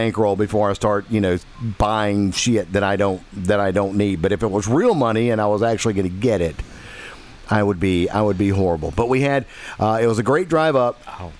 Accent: Holyoke, Massachusetts, United States; moved away; We got up to my hometown, Holyoke.

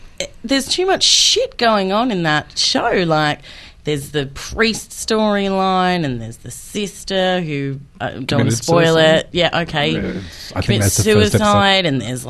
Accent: Australia; I'm Australian.

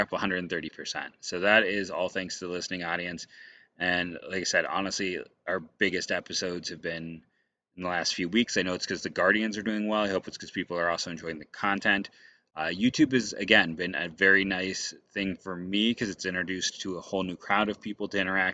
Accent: Akron, Ohio, United States; also born or lived in Wadsworth, Ohio / Delaware County, Ohio; My hometown of Akron

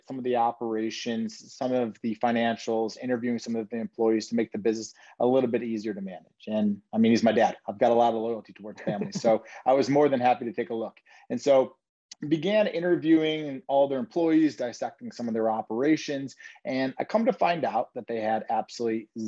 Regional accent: Detroit, Michigan, United States; now in Chicago, United States; I'm actually originally from Detroit.

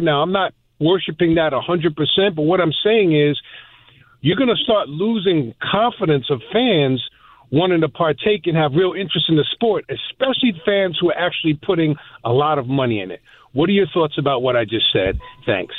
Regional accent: New York, United States; I was born and raised in New York

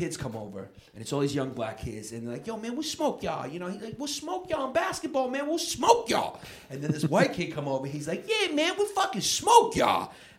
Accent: New York City, New York, United States; I'm an Irish kid. My Sean Terry, Patty Mulrooney, Will out of 14. But you know, we grew up in New York City.

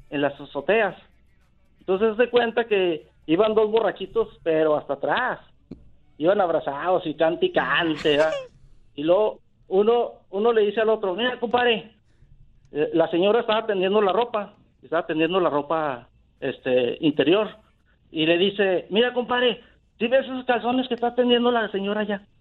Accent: Torreón, Coahuila, Mexico; yo, yo soy de Torreón, Coahuila.

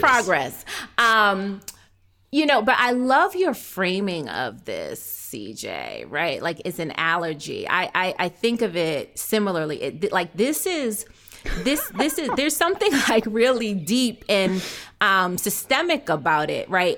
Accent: outside of Boston, Massachusetts, United States; I was born in Boston. I was raised outside of Boston

